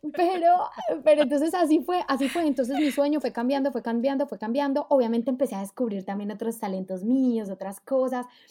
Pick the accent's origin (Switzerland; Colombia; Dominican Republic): Colombia; now in Germany; vivo en Alemania, soy colombiana